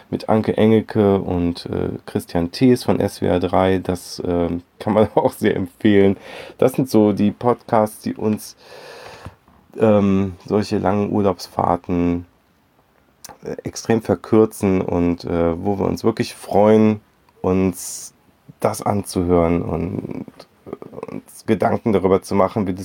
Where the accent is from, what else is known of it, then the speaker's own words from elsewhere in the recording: Cologne, North Rhine-Westphalia, Germany; Wir kommen halt aus Köln, da bist du irgendwie, das ist so gar nichts. Da ist halt nichts.